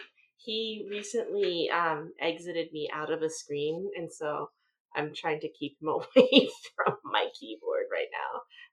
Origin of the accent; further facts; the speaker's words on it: United States